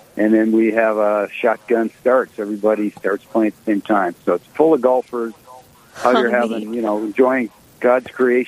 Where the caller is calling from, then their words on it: Sioux Falls, South Dakota, United States; I'm actually here at the Country Club of Sioux Falls right now at this moment.